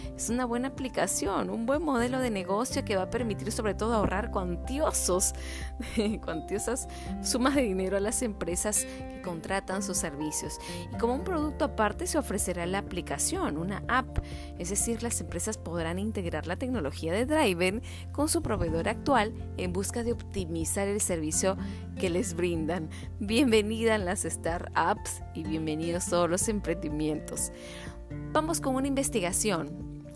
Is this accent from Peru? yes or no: yes; Peru; nos hemos unido como peruanos